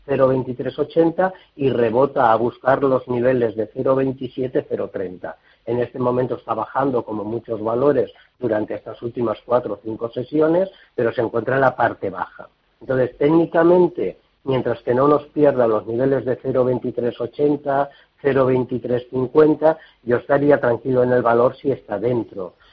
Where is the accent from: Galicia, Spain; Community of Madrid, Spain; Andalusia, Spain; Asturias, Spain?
Community of Madrid, Spain; Madrid; de Madrid.